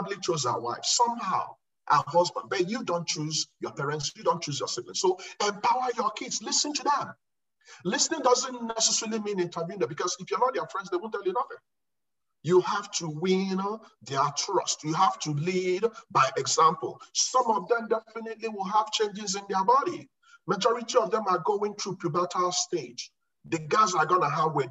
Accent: Nigeria; moved away as an adult; also born or lived in Okofia; now in United States; I saw hell as a kid growing up in Nigeria

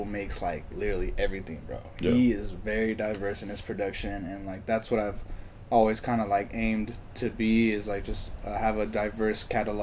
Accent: Denton, Texas, United States; also born or lived in Carpinteria, California; now in Fort Worth, United States; I spent like my early childhood there, and then my family moved to Texas. I grew up in Denton.

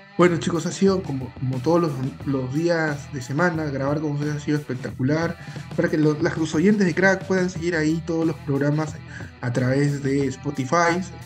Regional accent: Peru; somos los peruanos

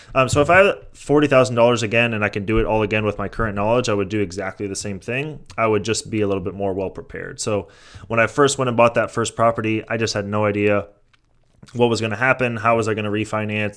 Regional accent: San Mateo, California, United States; moved away; I grew up in San Mateo

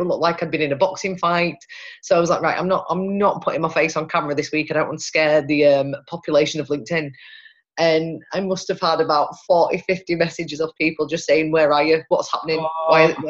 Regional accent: Pontefract, Yorkshire and the Humber, United Kingdom; But the majority of people actually don't realise that I'm from Pontefract. Apparently I sound like I'm from Manchester.

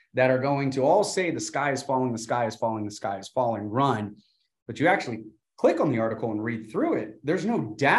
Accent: Burbank, California, United States; But I came from Burbank, California, a 14 square mile radius of 150,000 people. So this is still a very, very small town to me.

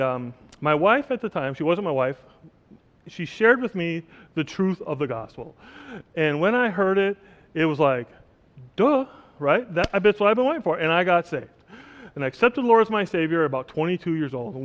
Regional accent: Oshkosh, Wisconsin, United States; moved away as an adult; also born or lived in the Caribbean; now in Oshkosh, United States; I was born and raised in Oshkosh, Wisconsin

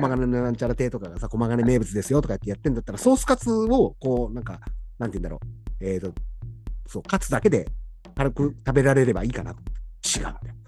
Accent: Ina, Nagano, Japan; moved away; 俺ちょくちょく稲には帰ってるつもりだし

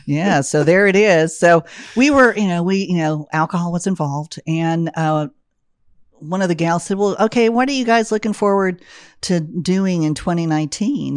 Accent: Austin, Texas, United States; moved away; I'm originally from Austin, Texas, one of the hippest, coolest cities in the country

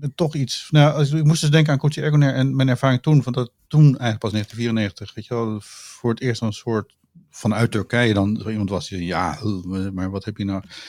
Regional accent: Utrecht, Netherlands; ik ben Utrechter

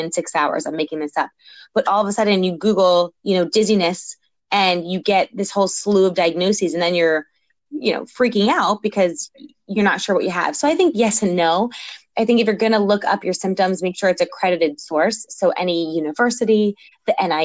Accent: New York, United States; moved away as an adult; also born or lived in Philadelphia; I grew up in New York

